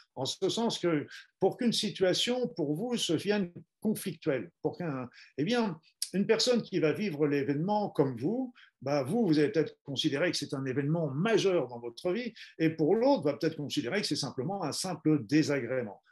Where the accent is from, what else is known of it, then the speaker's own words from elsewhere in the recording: Normandy, France; je suis normand d'origine